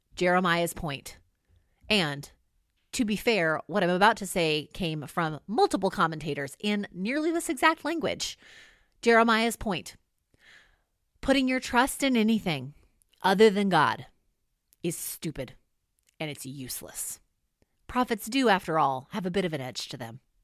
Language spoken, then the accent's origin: English; California, United States; moved away as an adult; also born or lived in Illinois; I'm from California and have never seen snow fall from the sky before